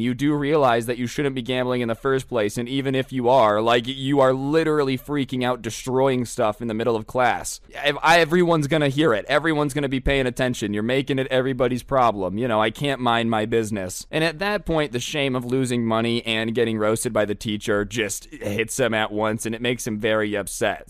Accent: Las Vegas, Nevada, United States; I'm from Las Vegas

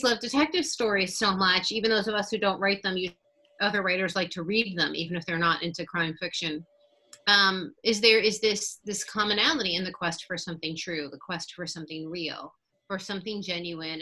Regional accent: New York City, New York, United States; moved away as an adult; now in Los Angeles, United States; I'm from Brooklyn

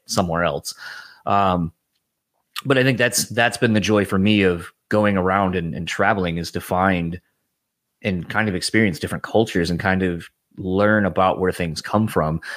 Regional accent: Delaware, United States; moved away; originally, I'm from Delaware

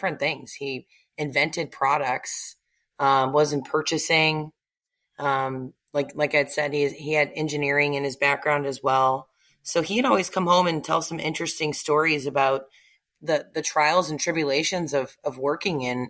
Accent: Naperville, Illinois, United States; moved away as an adult; now in Plano, United States; I was born and raised in Illinois

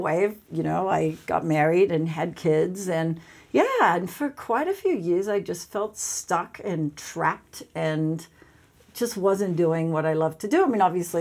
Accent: Sydney, New South Wales, Australia; moved away; I grew up in Australia. I grew up in Sydney, Australia.

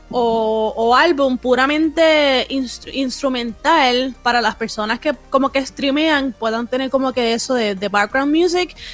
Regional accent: Puerto Rico; soy una boricua bien rara

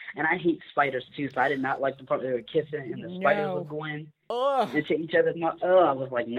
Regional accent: Florida, United States; from Florida.

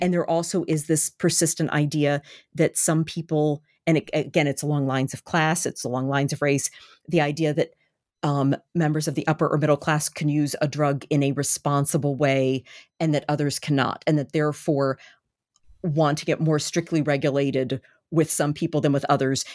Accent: Baltimore, Maryland, United States; born or raised there

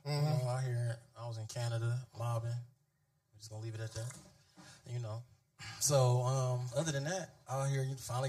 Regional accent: Detroit, Michigan, United States; I'm from Detroit.

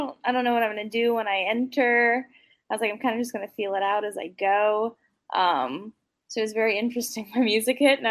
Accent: New Orleans, Louisiana, United States; moved away as an adult; now in Orlando, United States; I'm originally from New Orleans, Louisiana. I moved out to Orlando now

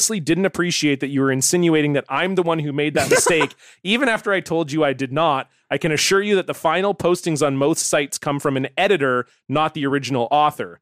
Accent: Canada; my guy, Canadian guy from my hometown, Andy Anderson

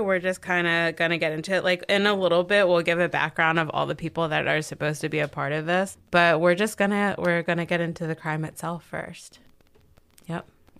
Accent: Baltimore, Maryland, United States

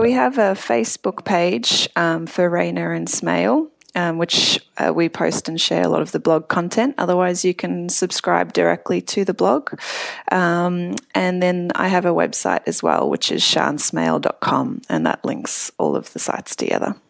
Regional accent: Melbourne, Victoria, Australia; moved away as an adult; also born or lived in Cape Town, South Africa; now in San Francisco, United States; I'm from Melbourne, originally born actually in Cape Town, South Africa, and San Francisco is my second immigration

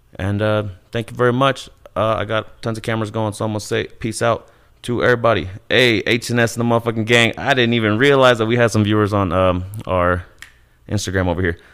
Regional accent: Kansas City, Missouri, United States; moved away as an adult; also born or lived in Ciudad Juarez, Chihuahua, Mexico; now in Colorado, United States; I was raised in Kansas City, uh, and now I'm living in Colorado

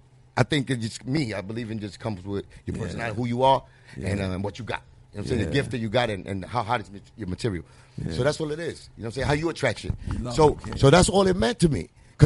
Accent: New York City, New York, United States; I'm digging from the Bronx

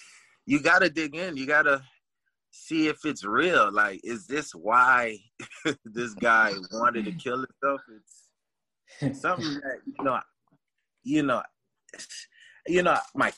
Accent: Deerfield Beach, Florida, United States; I usually go back and forth to Haiti, you know, and my family, but yeah, I was born here, you know, grew up in Deerfield, you know, and just grew up with a lot of Haitians, you know, Jamaicans and everybody around the corner

